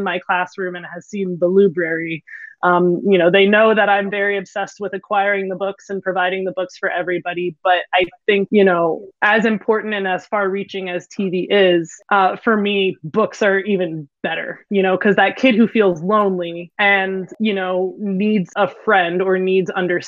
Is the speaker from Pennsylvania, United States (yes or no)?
yes; Philadelphia, Pennsylvania, United States; a teacher from Philadelphia. I've lived here my whole life